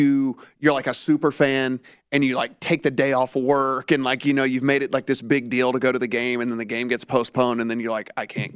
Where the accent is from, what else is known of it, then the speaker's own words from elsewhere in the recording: Louisiana, United States; I owned several horses growing up